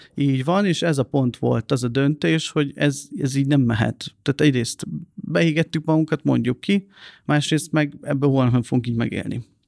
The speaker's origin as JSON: {"language": "Hungarian", "country": "Hungary", "said": "én nem egy pesti gyerek vagyok, hanem egy vidéki srác"}